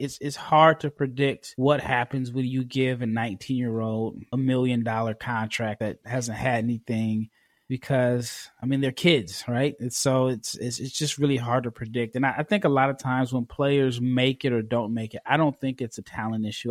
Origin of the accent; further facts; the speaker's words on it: United States; as an American